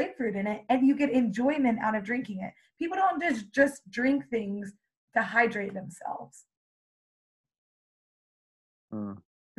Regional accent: Canada; I am actually Canadian.

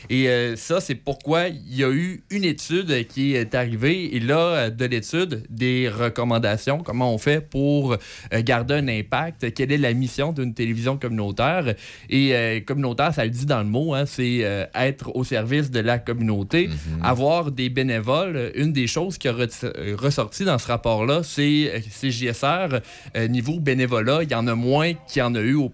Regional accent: Saint-Raymond, Quebec, Canada; born or raised there; moved away as an adult; also born or lived in Baie-Comeau / La Tuque

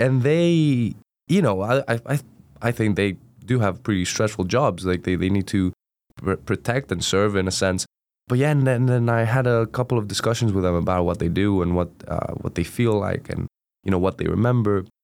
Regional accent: Greece; first language Greek; English is a second language; moved away as an adult; now in Durham, United Kingdom; I'm originally from Greece, Uh, so I traveled all the way from Greece to Durham

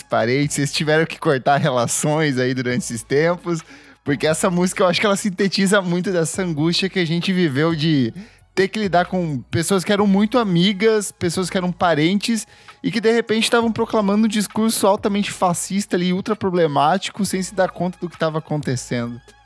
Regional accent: interior of Paraná, Brazil; moved away; eu venho do interior do Paraná

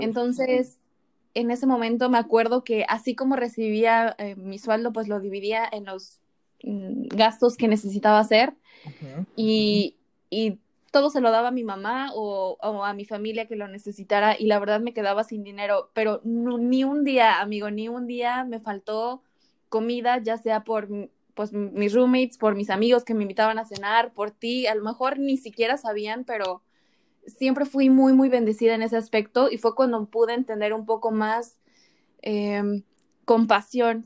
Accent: State of Mexico, Mexico; moved away as an adult; also born or lived in Playa del Carmen; now in Los Cabos, Mexico; tú me conociste en la Ciudad de México, pero yo soy del Estado de México

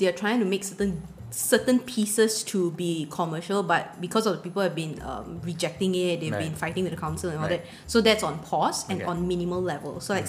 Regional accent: Taiping, Perak, Malaysia; moved away; Like I used to go back, I'm from Taiping.

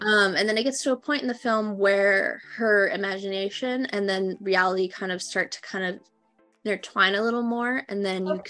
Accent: Minnesota, United States; now in California, United States; I am a storyteller uh, from originally from Minnesota who moved to California

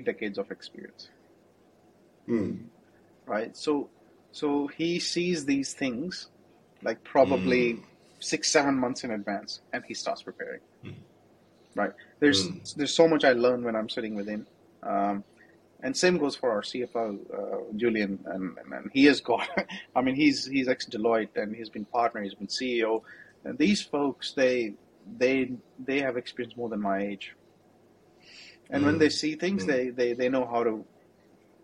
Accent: Jammu, Jammu and Kashmir, India; moved away; I'm from Jammu. I'm not from Delhi.

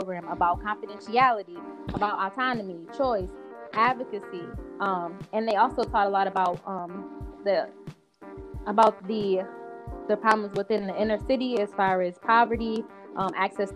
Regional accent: Buffalo, New York, United States; I'm from Buffalo, New York, born and raised here.

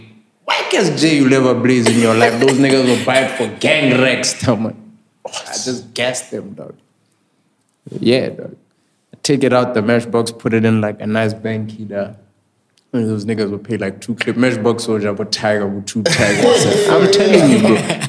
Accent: Botswana; I'm like, nigga, I'm from Bots.

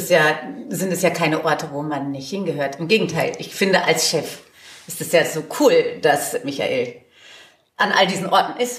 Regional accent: Bavaria, Germany; moved away; Ich bin aus Niederbayern an den Niederrhein gekommen. Ja, äh, ich bin definitiv nicht äh, aus NRW.

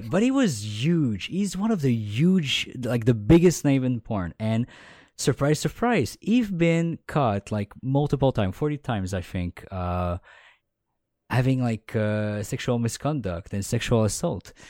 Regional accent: Quebec, Canada; accent: Quebec French; first language French; English is a second language

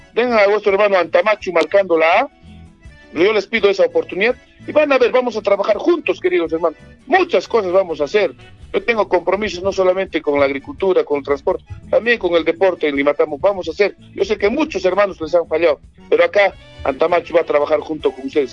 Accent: Anta, Cusco, Peru

